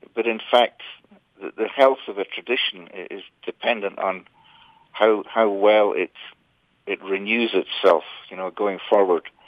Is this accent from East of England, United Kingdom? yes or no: no; Scotland, United Kingdom; I grew up in Scotland playing traditional music